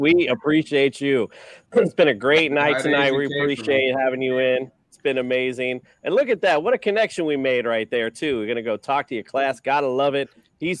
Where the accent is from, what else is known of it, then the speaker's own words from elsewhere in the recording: Hialeah, Florida, United States; I was born and raised in Hialeah